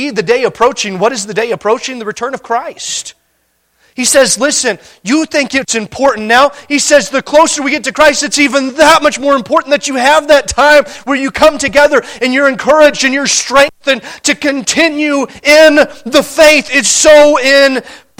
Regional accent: Montana, United States; We're from Montana

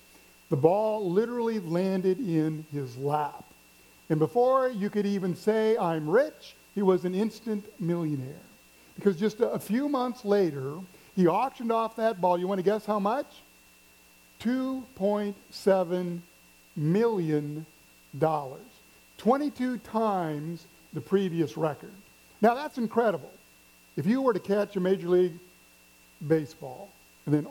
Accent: Missouri, United States; I'm from the Midwest, grew up in Missouri, never been to the coast till I was an adult.

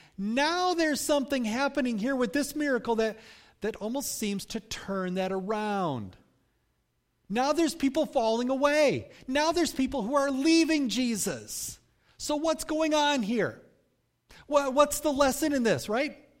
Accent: United States; as American Christians

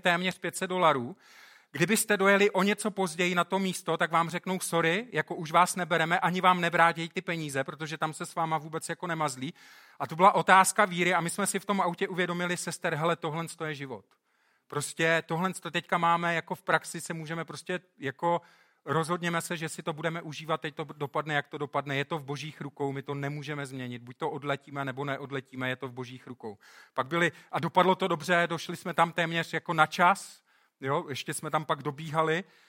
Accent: Czechia; moved away; My jsme, v tomhle jsme teda hodně dopředu, jako Češi

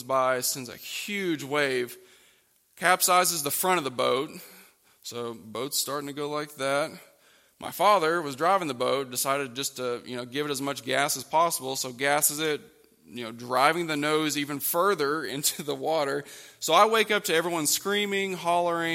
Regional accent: Oklahoma, United States; moved away as an adult; now in West Virginia, United States; growing up in Oklahoma, we would go down to this lake called Lake Texoma.

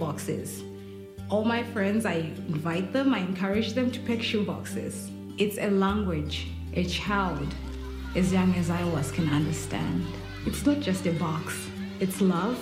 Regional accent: Zimbabwe; I'm from Zimbabwe. It's a little country in the southern part of Africa.

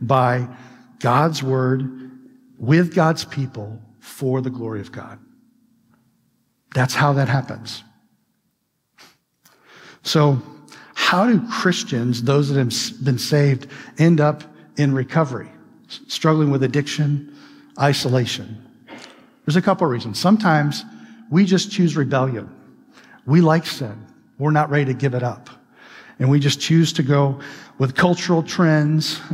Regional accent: Midwest, United States; moved away; I'm from the Midwest, okay? And I grew up in a state up north.

